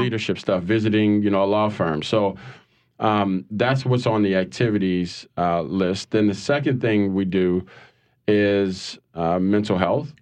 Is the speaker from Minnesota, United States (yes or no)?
no; New Orleans, Louisiana, United States; I'm from New Orleans. Um, born and raised